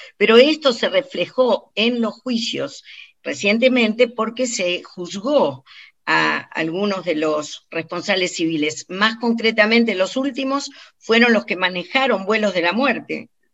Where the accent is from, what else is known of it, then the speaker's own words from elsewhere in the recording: Argentina; moved away as an adult; cuando yo me fui de Argentina, que era joven